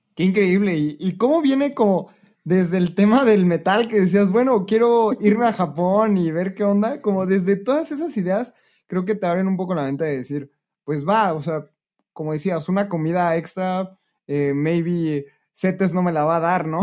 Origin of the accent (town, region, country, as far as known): Mexico